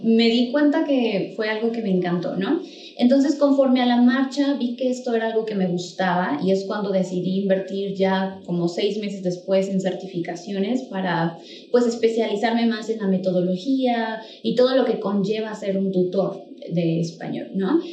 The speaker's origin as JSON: {"language": "Spanish", "region": "State of Mexico", "country": "Mexico", "moved": "yes", "lives_now": "Mexico City, Mexico", "said": "yo soy del Estado de México, pero actualmente estoy viviendo en la Ciudad de México"}